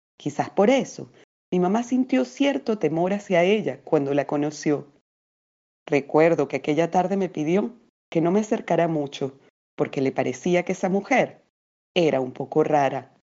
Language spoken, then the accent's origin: Spanish; Venezuela; moved away as an adult; now in Lima, Peru; narradora y poeta venezolana eh, residenciada hace algunos años en Lima, así que también soy peruana por elección y adopción.